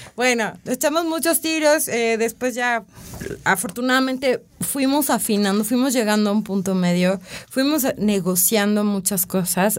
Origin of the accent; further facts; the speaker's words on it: Mexico; como mexicanos